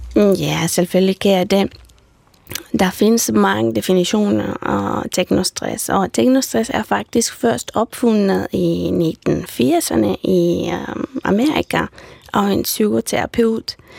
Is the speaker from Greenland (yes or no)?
no; Romania; Danish is a second language; moved away as an adult; now in Denmark; jeg er født i en lille landsby i Rumænien, og jeg er flyttet her til Danmark for tolv år siden